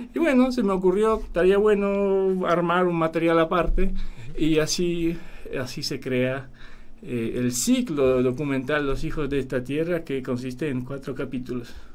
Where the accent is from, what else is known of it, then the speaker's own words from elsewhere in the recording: Poland; also born or lived in Paraguay; now in Argentina; yo soy de Polonia, tengo nombre polaco